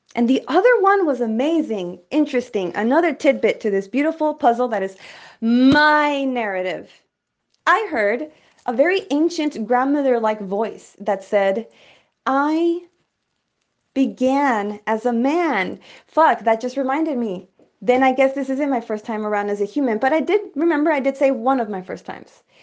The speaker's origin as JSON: {"language": "English", "town": "El Paso", "region": "Texas", "country": "United States", "said": "I came from the hood from El Paso, Texas"}